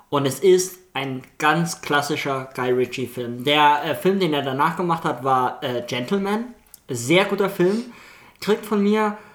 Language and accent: German; Hamburg, Germany; Ich komme eigentlich aus Hamburg ähm, und...